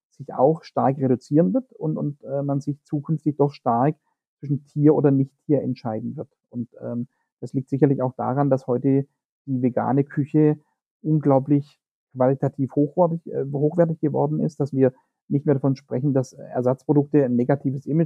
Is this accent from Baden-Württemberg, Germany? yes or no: yes; Baden-Württemberg, Germany; das man äh, unschwer an meinem Ak Akzent zu erkennen in Baden-Württemberg findet.